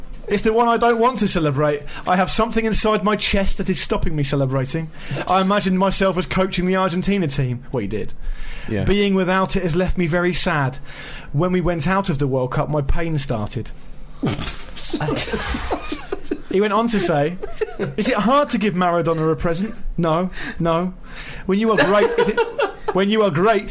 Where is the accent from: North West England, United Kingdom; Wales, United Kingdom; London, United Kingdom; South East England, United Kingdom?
South East England, United Kingdom; Portsmouth; it's my hometown club, that I wish I hadn't bothered supporting Pompey